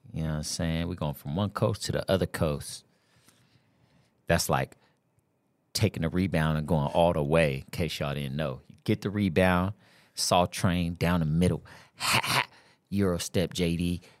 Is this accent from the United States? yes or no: yes; California, United States; moved away; I'm from California